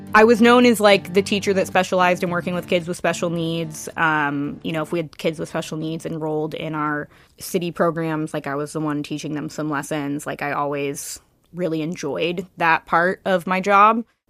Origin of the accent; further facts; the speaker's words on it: Kirkland, Washington, United States; now in Seattle, United States; Yeah, so I grew up in Kirkland on the east side of Seattle. Um, I lived there my whole life until I moved to the city when I was twenty-five, twenty-six.